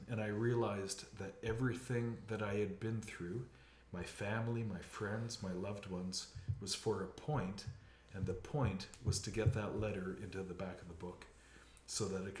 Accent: Canada; as was my right as a Canadian mm-hmm. citizen.

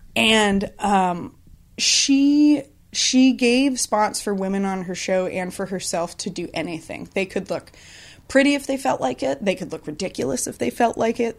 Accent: Columbia River Gorge, Washington, United States; I grew up in Washington State, kind of out in the Columbia River Gorge, middle of nowhere

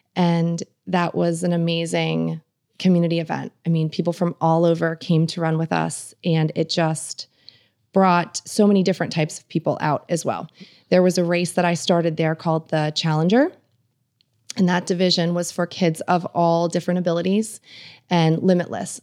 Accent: Northampton, Pennsylvania, United States; moved away as an adult; also born or lived in Bloomsburg, Pennsylvania; now in Camp Hill, United States; I grew up near Allentown

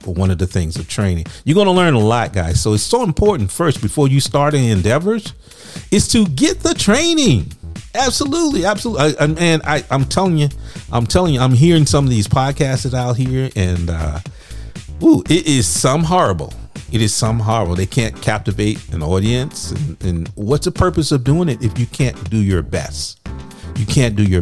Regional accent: Louisiana, United States; I'm from Louisiana

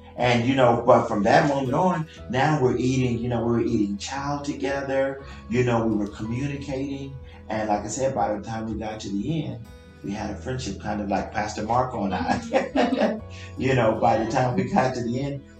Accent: Guatemala; English is a second language; now in United States; I'm from Guatemala

